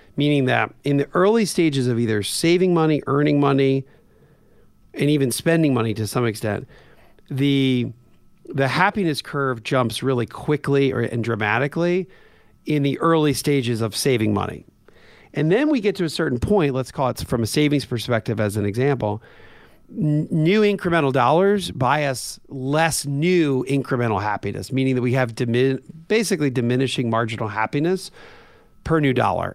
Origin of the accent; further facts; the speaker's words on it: Coatesville, Pennsylvania, United States; I grew up in a weird place where I was, uh, two miles away from a steel mill in Coatesville, Pennsylvania.